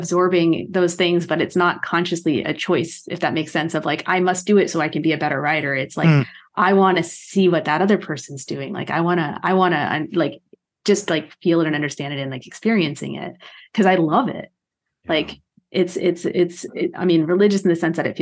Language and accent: English; Texas, United States; moved away as an adult; also born or lived in East Coast / Midwest; now in Los Angeles, United States; I was raised in Texas